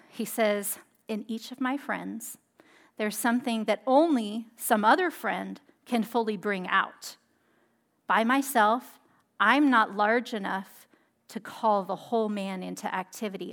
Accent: Monterey, California, United States; I'm from Monterey, and we have a lot of Italian heritage here.

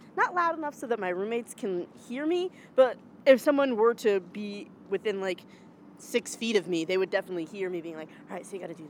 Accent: Charlotte, North Carolina, United States; moved away as an adult; now in Boston, United States; I grew up in Charlotte, North Carolina.

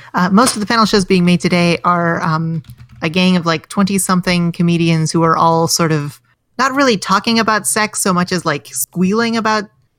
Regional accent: England, United Kingdom; Now, Jordan, speaking as an English person, I find that accent highly demeaning.

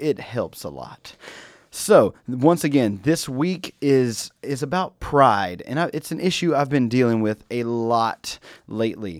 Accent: North Carolina, United States; I am from North Carolina. I ain't from the big city

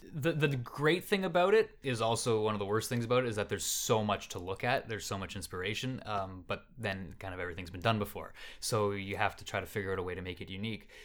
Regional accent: Canada; I'm Canadian and I'm from here

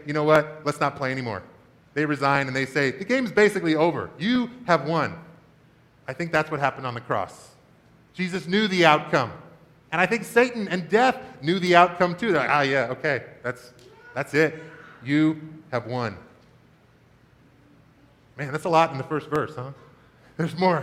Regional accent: Washington, United States; When I was a kid growing up in Washington State

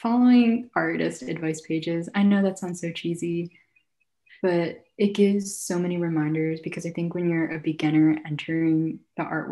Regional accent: Philadelphia, Pennsylvania, United States; also born or lived in Guangzhou, China / New York City; I'm from Philadelphia

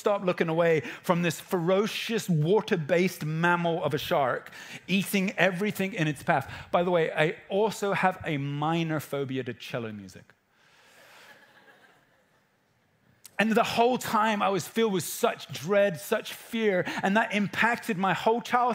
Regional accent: England, United Kingdom; I'm an English person who's 14

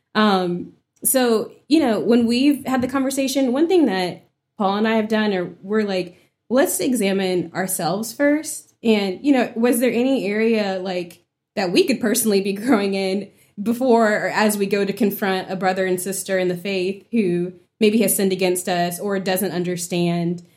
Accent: Woodbridge, Virginia, United States; So, I grew up in Woodbridge, Virginia. It's about thirty miles south of D C.

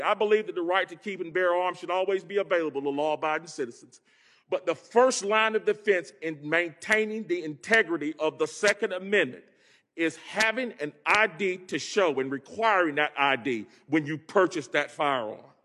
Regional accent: Greensboro, North Carolina, United States; hail from Greensboro, home of the Woolworth sit-ins, an epicenter of the civil rights movement. I grew up poor as the ninth of ten children

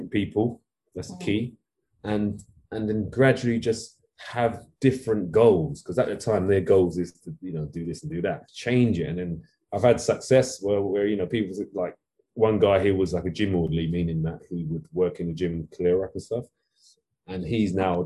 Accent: London, United Kingdom; I grew up in East London, Walthamstow

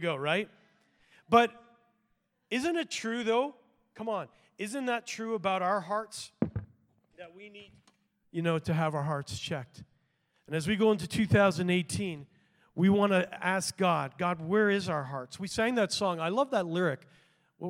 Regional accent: Canada; I'm a Canadian too

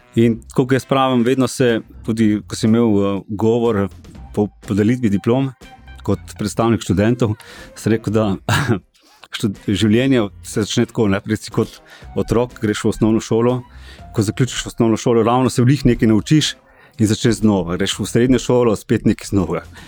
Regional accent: Ilirska Bistrica, Slovenia; sem drugače iz Dilerske bistrice

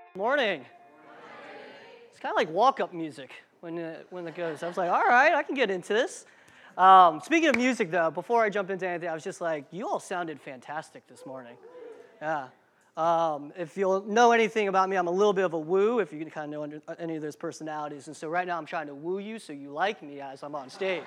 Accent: Marysville, Ohio, United States; also born or lived in Indiana / New Jersey / Cincinnati, Ohio / Las Vegas, Nevada; around sixth grade, I moved to Marysville, Ohio, which is where I call home. That's what my hometown is.

